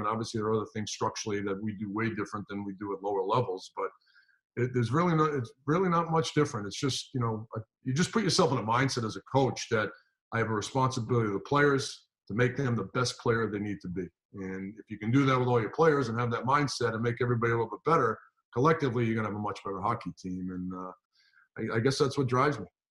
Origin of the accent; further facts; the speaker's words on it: Rhode Island, United States; also born or lived in Kent, Connecticut; We're both from Rhode Island at the time.